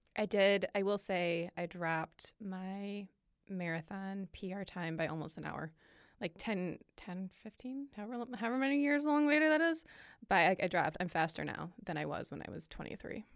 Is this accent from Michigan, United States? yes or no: yes; Michigan, United States; moved away as an adult; also born or lived in Virginia / Ohio; now in Indianapolis, United States; pretty much from like summer before second grade through high school, I lived in Michigan. So I will say that I am from Michigan